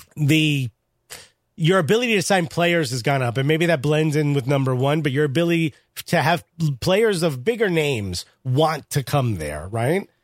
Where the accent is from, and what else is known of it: Newark, New Jersey, United States